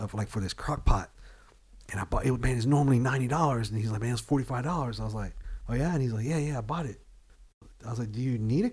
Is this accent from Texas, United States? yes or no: yes; Killeen, Texas, United States; we're from Killeen